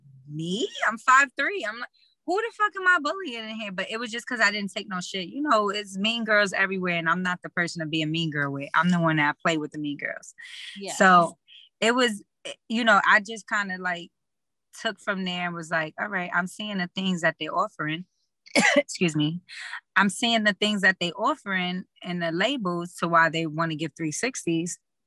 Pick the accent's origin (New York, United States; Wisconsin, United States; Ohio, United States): New York, United States; New York City; we're both from East Harlem, El Barrio